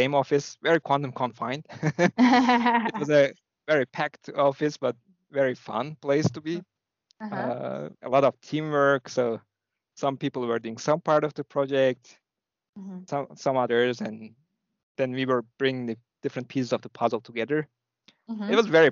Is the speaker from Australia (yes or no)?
no; İzmir, Turkey; English is a second language; moved away as an adult; also born or lived in Ankara, Turkey; now in Chicago, United States; I was born in Turkey on the west coast across Greece on the Aegean seaside. And it's a third biggest city, Izmir.